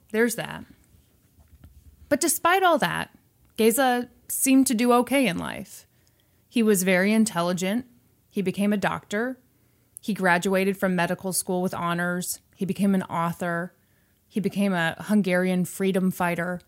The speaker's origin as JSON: {"language": "English", "region": "Missouri", "country": "United States", "tie": "born or raised there", "said": "I was born in Missouri."}